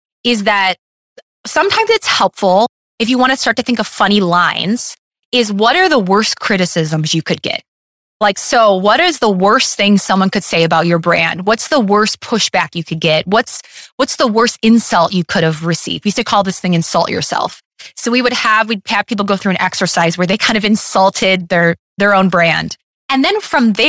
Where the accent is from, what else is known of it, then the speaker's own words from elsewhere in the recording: Detroit, Michigan, United States; I'm from Detroit